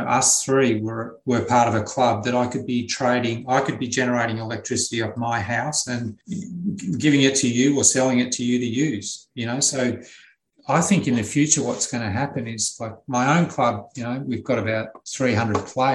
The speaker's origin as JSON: {"language": "English", "country": "Australia", "said": "as an Australian"}